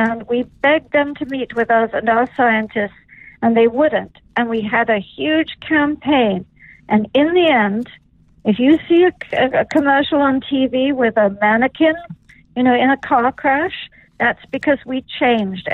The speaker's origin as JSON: {"language": "English", "region": "England", "country": "United Kingdom", "said": "I'm English, so fish and chips have been dear to me from childhood"}